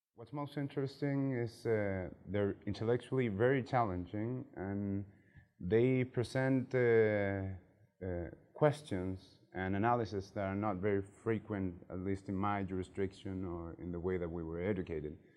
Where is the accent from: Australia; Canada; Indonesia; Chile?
Chile; moved away; I'm a lawyer from Chile